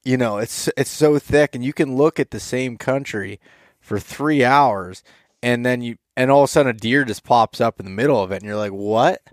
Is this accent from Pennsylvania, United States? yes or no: yes; Pennsylvania, United States; growing up in Pennsylvania